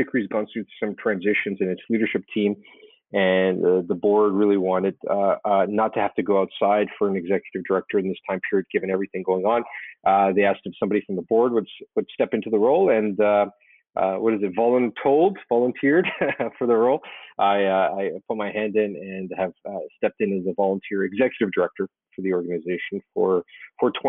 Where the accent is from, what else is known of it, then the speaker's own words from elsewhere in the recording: Calgary, Alberta, Canada; moved away as an adult; now in Toronto, Canada; I grew up in the Western Canada, in Calgary, Alberta.